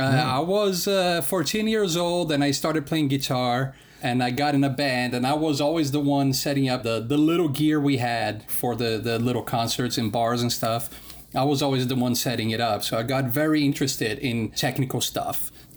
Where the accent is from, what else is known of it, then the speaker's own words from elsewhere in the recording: Denmark; also born or lived in Brazil; I'm from Denmark, but I lived part of the time in Brazil and part of the time in Denmark.